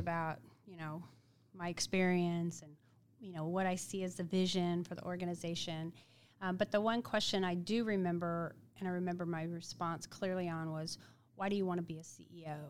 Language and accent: English; Independence, Missouri, United States; grew up in Independence, Missouri